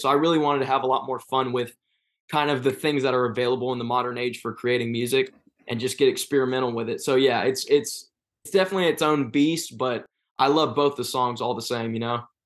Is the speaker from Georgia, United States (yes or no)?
yes; Hiram, Georgia, United States; I grew up in a place called Hiram, Georgia